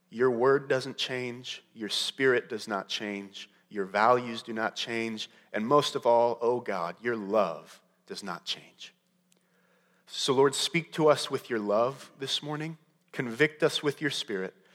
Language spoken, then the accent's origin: English; Modesto, California, United States; When I, when I was growing up in California, I lived the first eight years of my life in Modesto, California